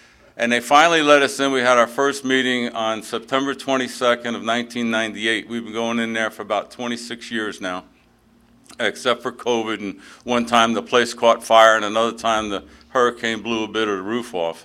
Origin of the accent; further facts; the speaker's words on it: New York City, New York, United States; moved away as an adult; also born or lived in Baltimore, Maryland; now in Oriental, United States; I'm originally from the Bronx of New York City